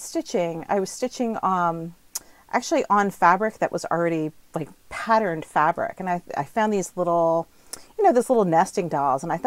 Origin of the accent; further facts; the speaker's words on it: New Jersey, United States; also born or lived in Yukon, Canada; now in Nova Scotia, Canada; I'm originally from New Jersey